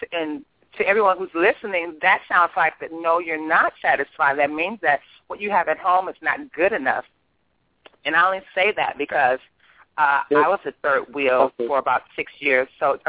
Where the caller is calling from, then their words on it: Chicago, Illinois, United States; I'm calling from Chicago.